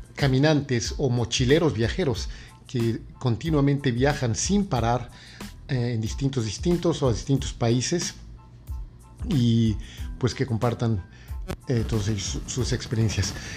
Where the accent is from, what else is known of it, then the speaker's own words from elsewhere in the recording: Mexico City, Mexico; moved away as an adult; now in New York, United States; yo básicamente soy de la Ciudad de México, pero he vivido en la ciudad de, Nueva York por los últimos 16 años